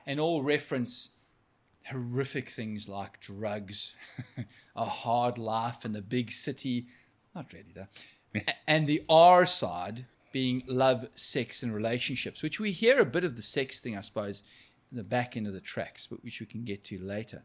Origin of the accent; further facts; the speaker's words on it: South Africa; moved away; I was from South Africa